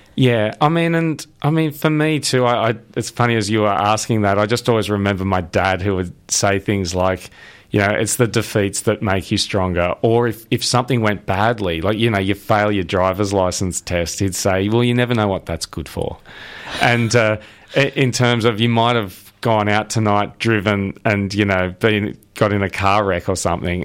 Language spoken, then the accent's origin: English; Sydney, New South Wales, Australia; I'm from Sydney